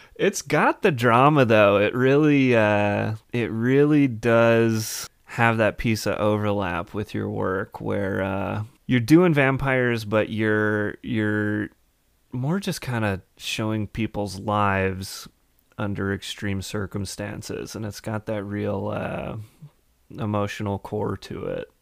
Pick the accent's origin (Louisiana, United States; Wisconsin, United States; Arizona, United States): Wisconsin, United States; Madison; I'm from, uh, Madison, a little further south.